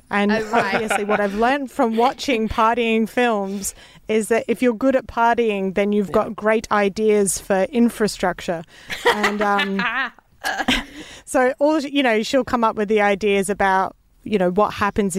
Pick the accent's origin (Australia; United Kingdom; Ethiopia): Australia; I'm an Aussie